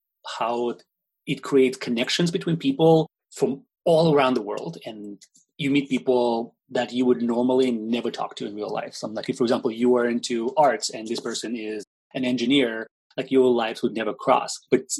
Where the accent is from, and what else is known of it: Russia